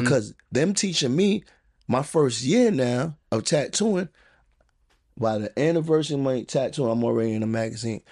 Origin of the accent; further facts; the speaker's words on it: New York City, New York, United States; also born or lived in Queens; I grew up in the Bronx